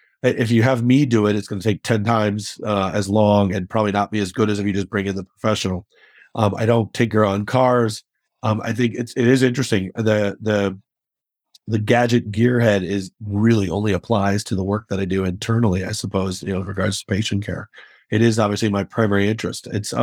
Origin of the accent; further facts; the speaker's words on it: Chicago, Illinois, United States; I will definitely be rooting for them because I'm a Chicagoan. I will always be anything that makes my city, you know, have a chance to throw a party, I'm in.